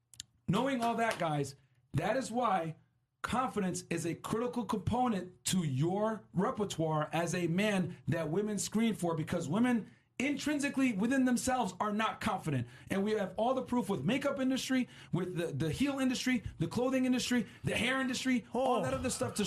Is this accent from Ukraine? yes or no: no; Northern Sudan, Sudan; I'm from North Sudan.